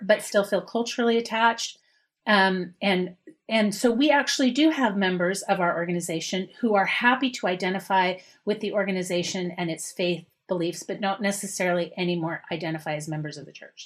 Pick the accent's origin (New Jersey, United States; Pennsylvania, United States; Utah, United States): Utah, United States; moved away as an adult; also born or lived in Manhattan, New York; now in Boston, United States; I grew up in Utah, left Utah